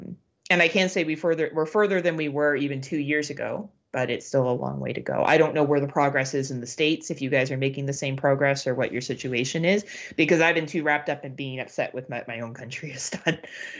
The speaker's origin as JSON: {"language": "English", "region": "England", "country": "United Kingdom", "lives_now": "Canada", "said": "I am a white cis female. I come from England."}